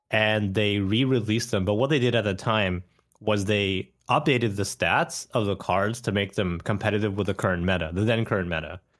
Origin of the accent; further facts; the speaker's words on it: Canada; I grew up in Canada and I didn't speak Japanese as a kid